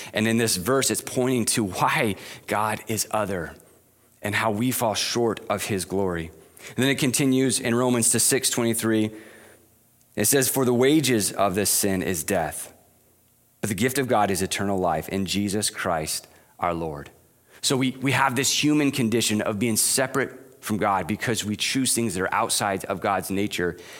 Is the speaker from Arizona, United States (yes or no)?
yes; Arizona, United States; moved away; growing up in Arizona